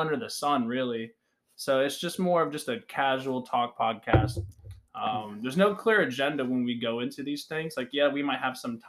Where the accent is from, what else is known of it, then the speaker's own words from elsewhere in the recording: Colonial Heights, Virginia, United States; we are from Colonial Heights, Virginia